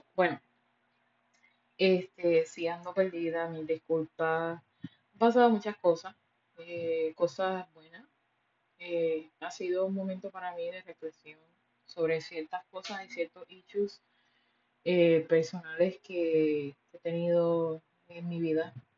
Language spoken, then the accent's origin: Spanish; Puerto Rico; yo soy boricua